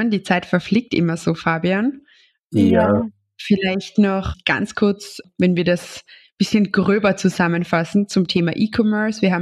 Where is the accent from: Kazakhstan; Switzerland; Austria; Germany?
Austria; die es vielleicht bei uns in Österreich noch nicht so gibt?